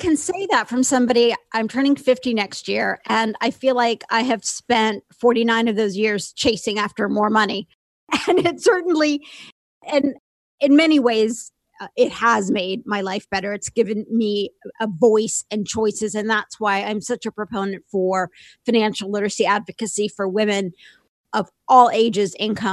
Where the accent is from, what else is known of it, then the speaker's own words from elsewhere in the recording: Indiana, United States; I grew up in a small town in Indiana